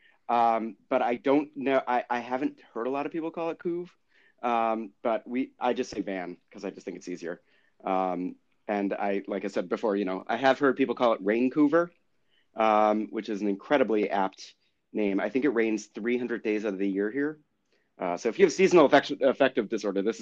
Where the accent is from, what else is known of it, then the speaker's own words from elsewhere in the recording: Massachusetts, United States; also born or lived in California / Maryland / New York; now in Vancouver, Canada; I was born and raised in Massachusetts